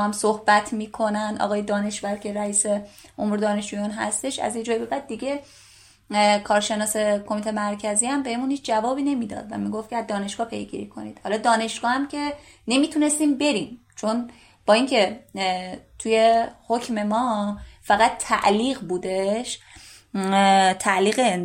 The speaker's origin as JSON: {"language": "Persian", "region": "Gilan", "country": "Iran", "said": "من شمالی هستم گیلانی هستم"}